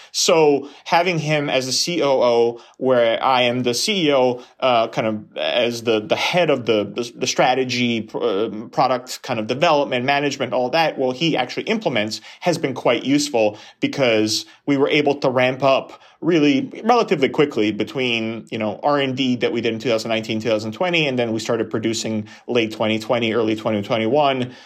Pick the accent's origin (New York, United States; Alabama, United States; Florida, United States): New York, United States; I grew up in New York